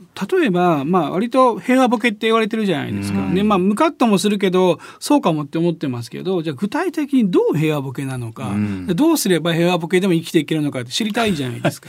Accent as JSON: {"language": "Japanese", "region": "Osaka", "country": "Japan", "tie": "born or raised there", "accent": "Kansai dialect", "said": "自分を大阪で生まれ育ってるので"}